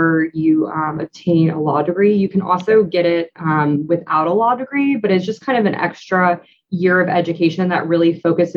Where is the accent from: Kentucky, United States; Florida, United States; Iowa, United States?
Florida, United States; St. Petersburg; I grew up in St. Petersburg, Florida